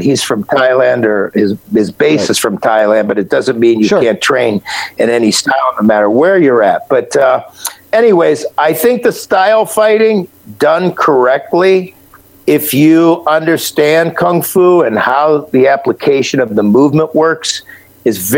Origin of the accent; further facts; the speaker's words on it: Akron, Ohio, United States; All the tire manufacturers were in my hometown, Akron